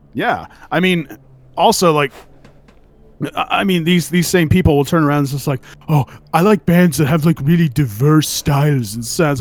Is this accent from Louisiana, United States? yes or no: no; Central Valley, California, United States; now in Oregon, United States; I'm from California